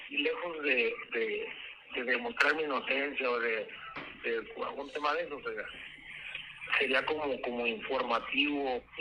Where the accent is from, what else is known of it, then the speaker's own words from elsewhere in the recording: Mexico; Este, pero bueno, yo soy mexicano y punto.